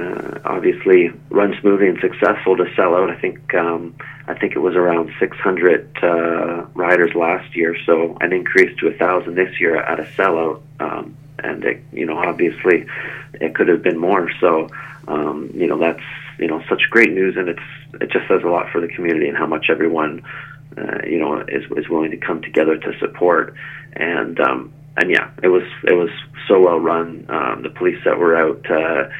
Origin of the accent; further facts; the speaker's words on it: Saugeen Shores, Ontario, Canada; moved away; most of my childhood then was growing up in Saugeen Shores